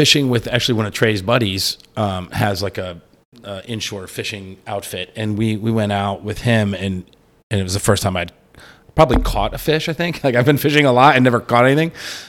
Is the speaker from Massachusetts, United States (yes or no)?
yes; North Shore of Boston, Massachusetts, United States; moved away; I grew up on the North Shore of Boston, so the big oyster town, lobster is our thing